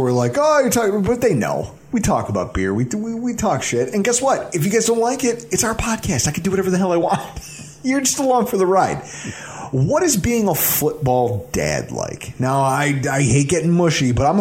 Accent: North Collins, New York, United States; I grew up in North Collins

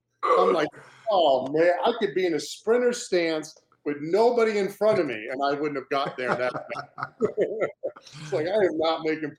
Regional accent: Cape Cod, Massachusetts, United States; That's another thing growing up in Cape Cod, Massachusetts.

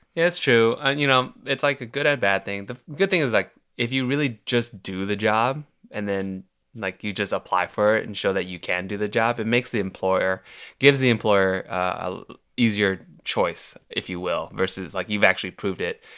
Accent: Milpitas, California, United States; moved away as an adult; now in Los Angeles, United States; I grew up in the Bay Area

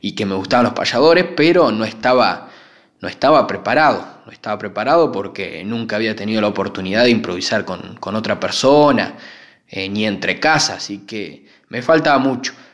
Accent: Rivera, Buenos Aires Province, Argentina; also born or lived in Santa Rosa, La Pampa; now in Coronel Suárez, Argentina; me radiqué desde muy pequeño y me crié en Rivera, que, ya pertenece a la provincia de Buenos Aires

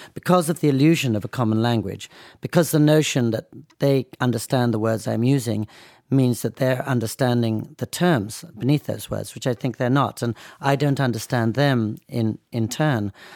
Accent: Oxford, South East England, United Kingdom; also born or lived in United States / New York City; now in Nara, Japan; being born and growing up in England

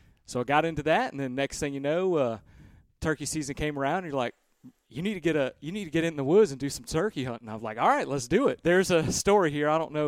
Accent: Virginia, United States; So growing up in Virginia, my dad and I, the only thing I really ever hunted was turkeys, ducks, and doves.

